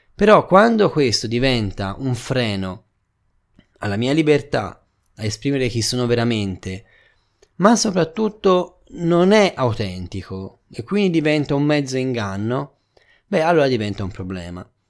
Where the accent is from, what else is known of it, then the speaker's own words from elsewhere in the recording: Tuscany, Italy; Da buon toscano